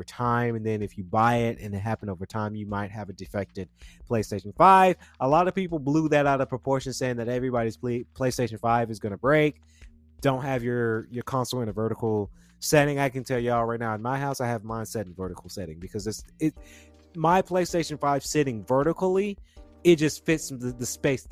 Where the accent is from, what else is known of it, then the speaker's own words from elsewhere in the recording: Georgia, United States; we're from Georgia